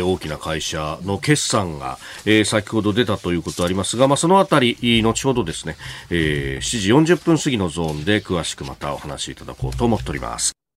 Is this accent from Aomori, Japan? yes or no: no; Yokosuka, Kanagawa, Japan; also born or lived in Yokohama; 須賀生まれ横須賀育ち、大学は横浜で育ちました私